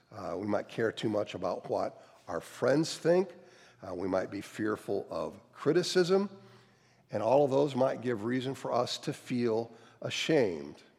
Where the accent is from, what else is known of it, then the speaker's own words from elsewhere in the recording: outside of Cleveland, Ohio, United States; moved away; also born or lived in North Carolina; I grew up outside of Cleveland, fairly middle class